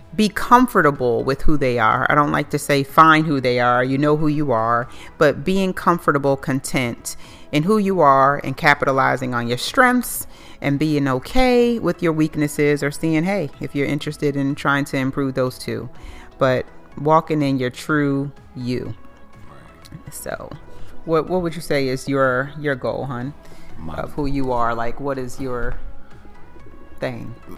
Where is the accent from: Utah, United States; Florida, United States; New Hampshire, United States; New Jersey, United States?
New Jersey, United States; Plainfield; now in Charlotte, United States; I'm from Plainfield, New Jersey, but I've been in North Carolina for 14 years